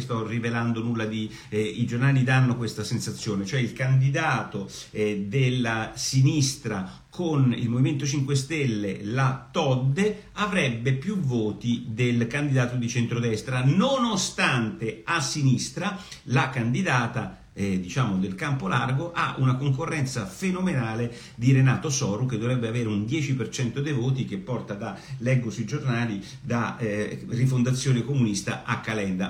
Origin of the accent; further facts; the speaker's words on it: Apulia, Italy; dalle mie parti, da dove sono io, da dove vengo io, no? Da, da, da, dai posti stupendi della, della Puglia